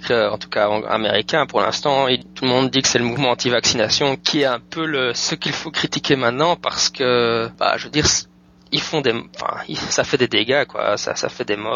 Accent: Belgium; now in United States; je suis pas français, je suis belge

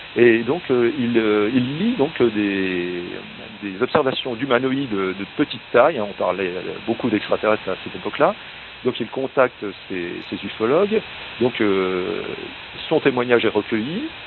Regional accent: north-east France, France; ma région d'origine

